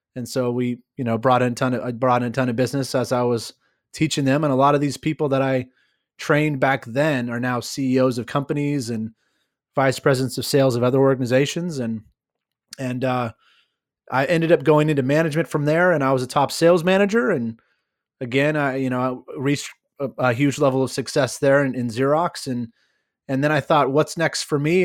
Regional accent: California, United States; I I uh, am born and raised in California

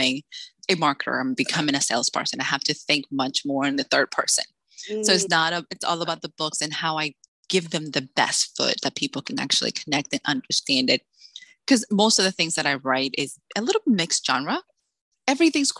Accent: Salem, Massachusetts, United States; moved away as an adult; also born or lived in Dominican Republic; now in Texas, United States; I'm originally from the Dominican Republic, but I grew up in Salem, Massachusetts.

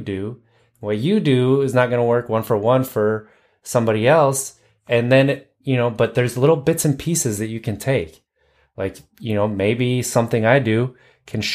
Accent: Wisconsin, United States; I grew up in Wisconsin, and so the Midwest

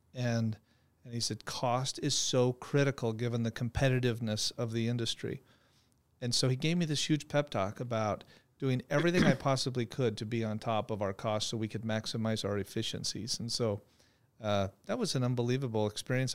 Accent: Phoenix, Arizona, United States; I'm a native Phoenician, uh, born and raised, went to Arizona State University

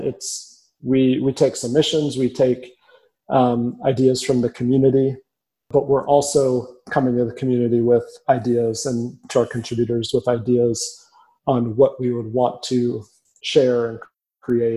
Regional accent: Minneapolis, Minnesota, United States; also born or lived in Lincoln, Nebraska / Chicago; now in Omaha, United States; I grew up in Minneapolis, a very prideful city in a very prideful state

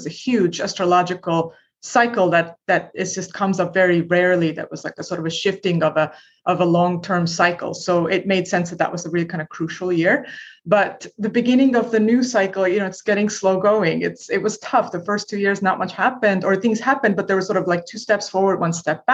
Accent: Estonia; moved away as an adult; now in United States; I'm originally from Estonia, which is, you know, a tiny country in Northern Europe, used to be part of the Soviet Union when I was a little kid.

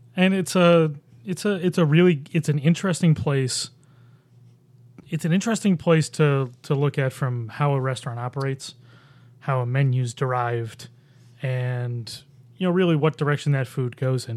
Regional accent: Buffalo, New York, United States; now in Rochester, United States; I grew up in Buffalo

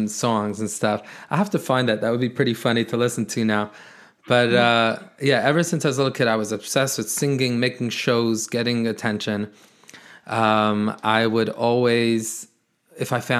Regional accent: New York City, New York, United States; I am born and raised in Brooklyn, New York

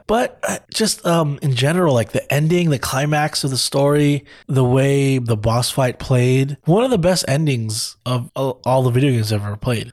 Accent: California, United States; I grew up in California

